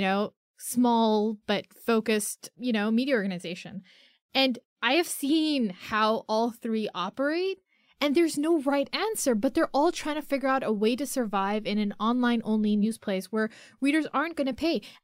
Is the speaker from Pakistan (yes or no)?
yes; Pakistan; I'm a Pakistani girl.